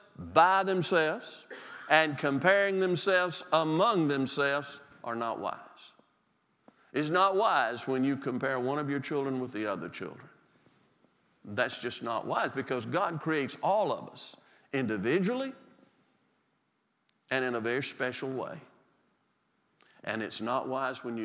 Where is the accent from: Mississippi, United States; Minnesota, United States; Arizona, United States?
Mississippi, United States; Mississippi Delta, United States; moved away; I'm from the Delta, Mississippi